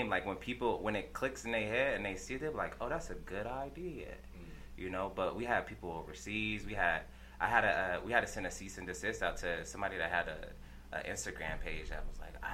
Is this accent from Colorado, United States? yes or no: yes; Denver, Colorado, United States; I grew up in Montbello. Shout out to Montbello. Shout out everybody out there. Grew up in Montbello.